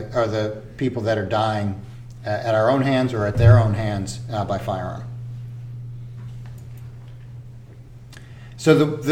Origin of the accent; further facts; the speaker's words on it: Louisiana, United States; moved away; I grew up in Louisiana